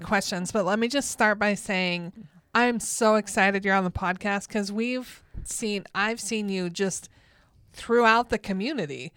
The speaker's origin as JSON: {"language": "English", "region": "Minnesota", "country": "United States", "moved": "yes", "lives_now": "Montana, United States", "said": "I'm originally from Minnesota"}